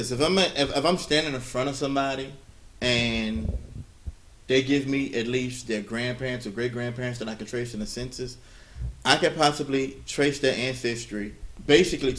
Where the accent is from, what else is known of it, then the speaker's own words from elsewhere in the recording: Louisiana, United States; all my relatives have shown that I'm from Louisiana as told by my DNA matches